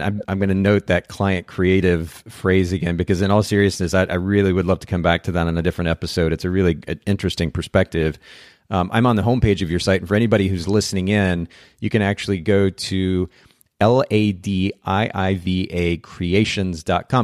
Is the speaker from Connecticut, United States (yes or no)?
no; Chattanooga, Tennessee, United States; here in my hometown of Chattanooga